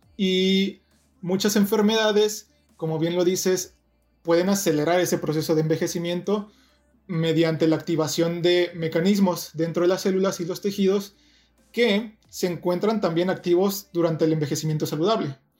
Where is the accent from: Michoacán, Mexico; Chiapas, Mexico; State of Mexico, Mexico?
State of Mexico, Mexico; Toluca; moved away as an adult; also born or lived in Ensenada, Baja California; now in Irvine, United States; yo soy mexicano, nací, y crecí en la ciudad de Toluca, cerca de la Ciudad de México